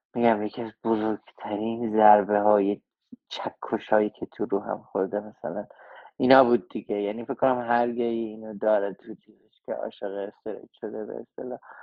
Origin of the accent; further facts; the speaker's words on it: Tehran, Tehran Province, Iran; moved away as an adult; also born or lived in Chicago, United States / Los Angeles, United States; now in United States; من تو جنوب شهر بزرگ شدم تو یافتاباد